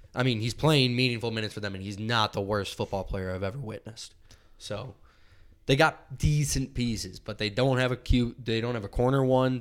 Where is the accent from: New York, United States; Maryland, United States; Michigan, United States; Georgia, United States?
New York, United States; Buffalo; we're from Buffalo